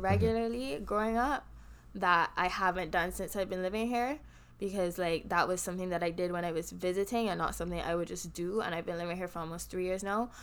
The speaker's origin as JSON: {"language": "English", "country": "Barbados", "accent": "Bajan", "moved": "yes", "lives_now": "United States"}